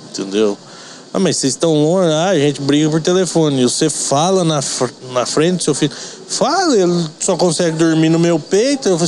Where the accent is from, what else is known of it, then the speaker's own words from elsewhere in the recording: Goiás, Brazil; moved away as an adult; now in Avaré, Brazil; eu sou de Goiás, né?